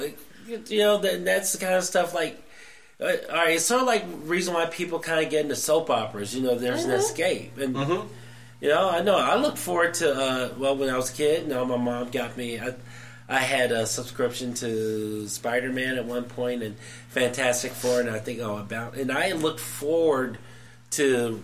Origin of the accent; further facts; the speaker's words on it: the South, United States; growing up in the South